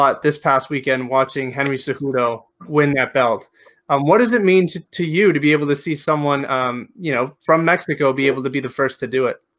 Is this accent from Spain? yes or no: yes; Spain; now in Canada; I live in Canada. I'm from Spain, living in Canada.